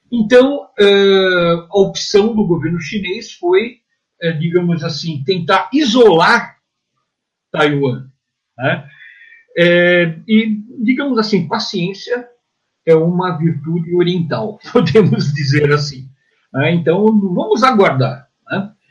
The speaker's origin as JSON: {"language": "Portuguese", "region": "São Paulo", "country": "Brazil", "said": "eu sou paulista aqui do, do Cambuci."}